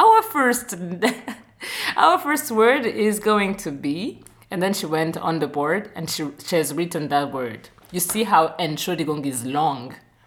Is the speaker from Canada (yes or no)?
no; Burundi; now in Germany; I'm from Burundi